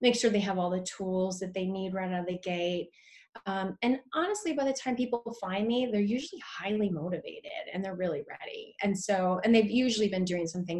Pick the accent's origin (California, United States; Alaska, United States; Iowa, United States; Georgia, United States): California, United States; Lodi; also born or lived in Vancouver, Washington; I have an office in Lodi, California, which is, I know people say, why? It's my hometown